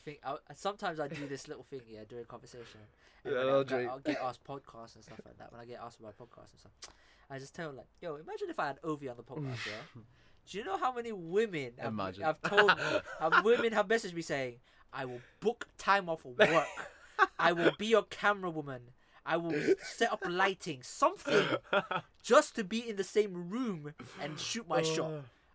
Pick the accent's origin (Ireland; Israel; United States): Ireland; I was like, yeah, I'm Irish.